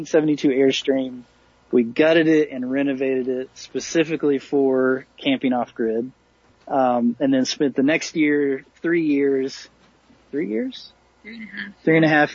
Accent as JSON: {"language": "English", "region": "Tennessee", "country": "United States", "moved": "as an adult", "said": "I was from Tennessee. My whole family was there"}